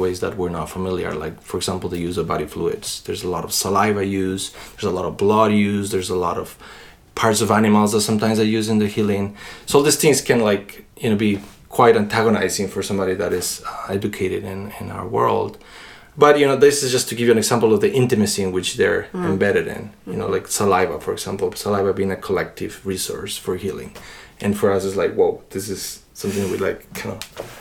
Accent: Quito, Pichincha, Ecuador; moved away; I was born in Quito, Ecuador.

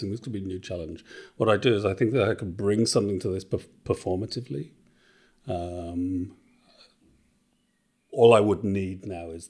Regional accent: Wales, United Kingdom; also born or lived in England / Australia; so I'm originally from Wales

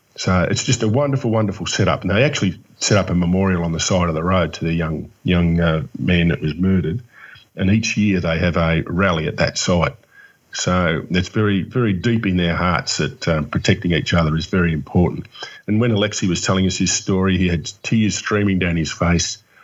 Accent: Melbourne, Victoria, Australia; yes, I am from Melbourne.

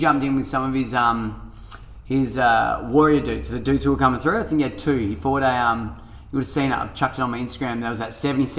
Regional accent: Salisbury, South Australia, Australia; Remember, I'm from Salisbury, sacking it.

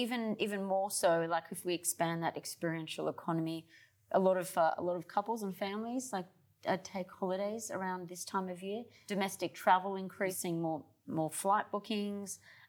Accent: Australia; I'm from Australia.

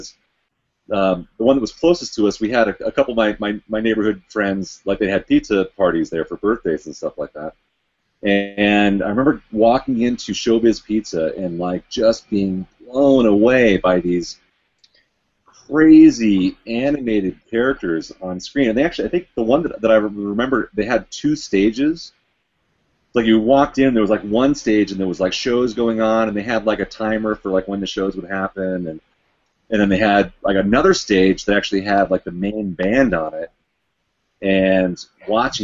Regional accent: Colorado, United States; born or raised there; also born or lived in Chicago, Illinois

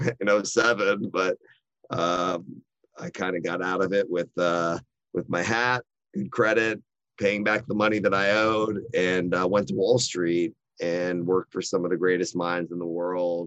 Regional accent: Austin, Texas, United States; also born or lived in Dallas / San Antonio; I'm very fortunate to be born and raised in Austin, Texas

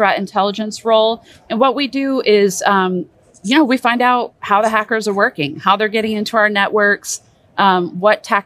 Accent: United States; I'm an American and I served in the US Army and NSA

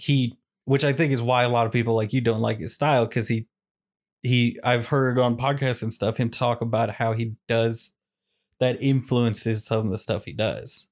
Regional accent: Kansas City, Missouri, United States; I'm from Kansas City

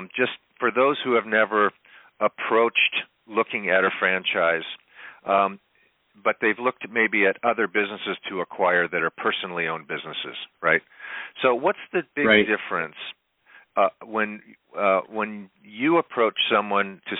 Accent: Boynton Beach, Florida, United States; now in Avila Beach, United States; I grew up in South Florida, in Boynton Beach and Delray Beach.

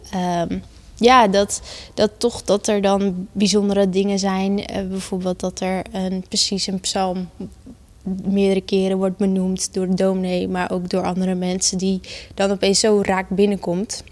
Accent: Gouda, South Holland, Netherlands; ik ben geboren en getogen in Gouda.

